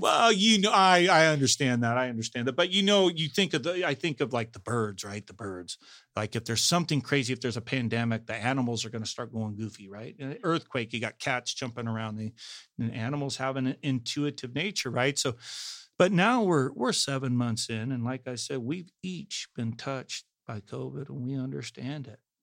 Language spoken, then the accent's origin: English; Salinas, California, United States; I'm from Salinas